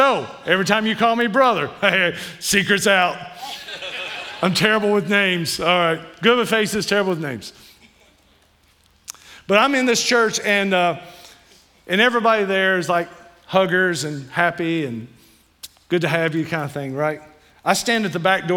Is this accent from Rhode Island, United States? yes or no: no; Kentucky, United States; I'm from Kentucky